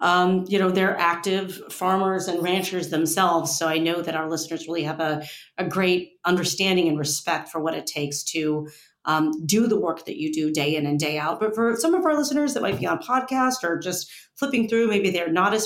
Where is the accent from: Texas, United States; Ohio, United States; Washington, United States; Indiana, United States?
Ohio, United States; my home state of Ohio